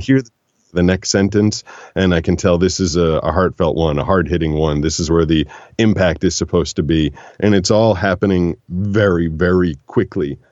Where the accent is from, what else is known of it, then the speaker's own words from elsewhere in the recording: Boston, Massachusetts, United States; moved away as an adult; growing up in Boston, growing up in the Northeast